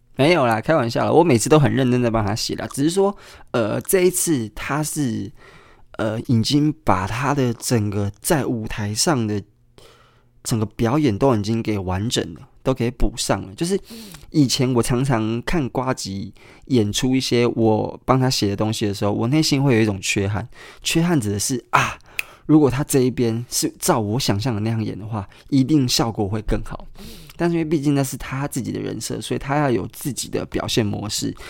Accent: Kaohsiung, Taiwan; moved away; 高雄，也就是我的故乡

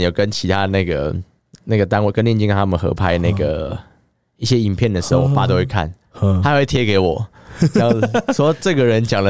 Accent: Taoyuan, Taiwan; now in Taipei, Taiwan; 我老家在桃园，这样说我老家桃园麻烦，就因为我家住有点像是。就是有点偏，有点偏僻啊，有点乡下的地方，所以我我从我台北这边要回去桃园老家

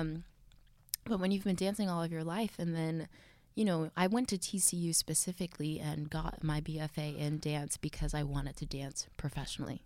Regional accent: Texas, United States; I'm from Texas.

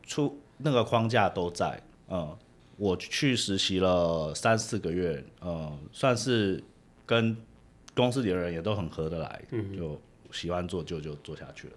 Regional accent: Taiwan; moved away as an adult; now in United States; 我是台湾长大，念完台湾的大学，啊，我大学是念会计

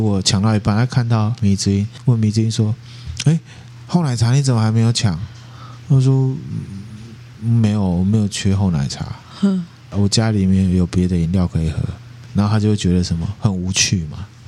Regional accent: Taiwan; 我们台湾人

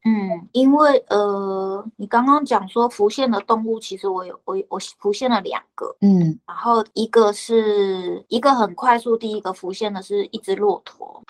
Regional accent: Taiwan; 我一个台湾人

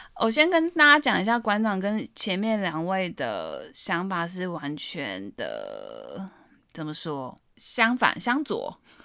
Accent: Taiwan; 我身为台湾人，我觉得我很喜欢这块土地

